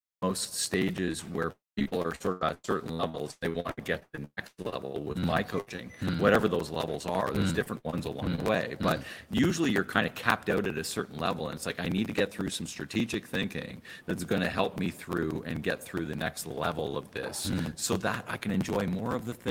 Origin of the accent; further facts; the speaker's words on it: Canada; I'm from Canada